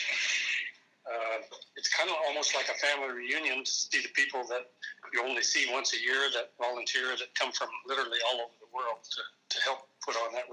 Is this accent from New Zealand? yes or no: no; Anchorage, Alaska, United States; I'm originally from Anchorage, Alaska